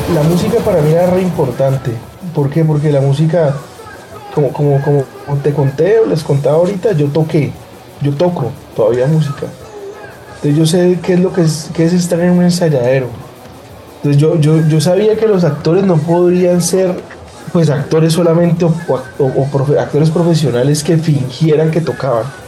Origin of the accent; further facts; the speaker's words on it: Cali, Valle del Cauca, Colombia; las vivencias que yo, que yo tuve, pues pasando mi adolescencia acá en Cali